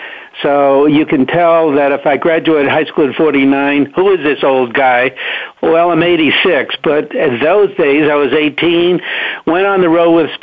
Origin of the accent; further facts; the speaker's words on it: Los Angeles, California, United States; also born or lived in New York City, United States; First of all, I was born in New York City, and I went to high school out here in Los Angeles